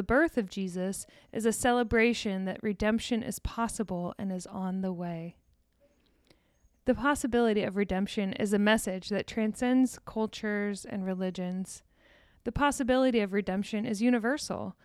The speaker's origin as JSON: {"language": "English", "town": "Deer Park", "region": "Texas", "country": "United States", "tie": "born or raised there", "said": "my hometown, shout out to Deer Park, Texas"}